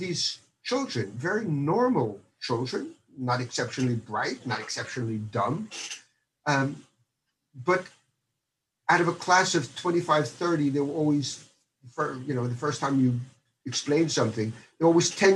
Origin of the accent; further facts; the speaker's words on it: United States; moved away as an adult; also born or lived in Stony Brook, New York; now in Netherlands; I was born in the United States, and I did my elementary and junior high school and my university there.